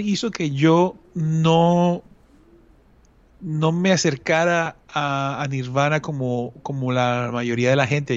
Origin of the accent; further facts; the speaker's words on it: Colombia; uno desde Colombia